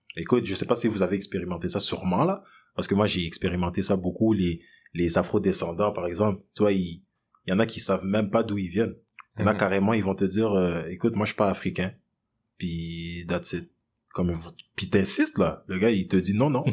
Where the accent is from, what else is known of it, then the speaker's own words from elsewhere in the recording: DR Congo; now in Quebec, Canada; je suis né au Congo, je viens du Congo